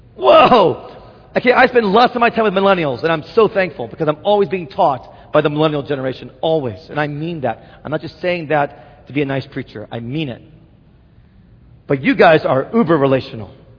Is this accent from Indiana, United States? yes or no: yes; Indianapolis, Indiana, United States; now in Wheaton, United States; my hometown of Indianapolis